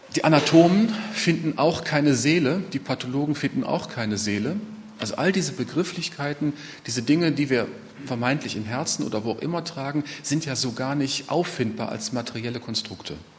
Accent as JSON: {"language": "German", "area": "Ruhr area", "region": "North Rhine-Westphalia", "country": "Germany", "said": "bei uns im Ruhrgebiet"}